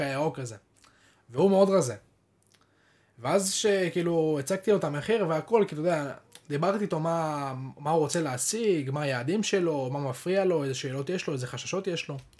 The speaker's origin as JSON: {"language": "Hebrew", "country": "Israel", "said": "אנחנו כישראלים"}